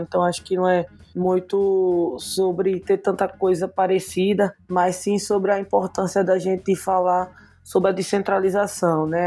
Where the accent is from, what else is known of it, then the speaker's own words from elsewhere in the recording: Recife, Pernambuco, Brazil; Tô falando aqui de Recife, né? Sou da favela do Totó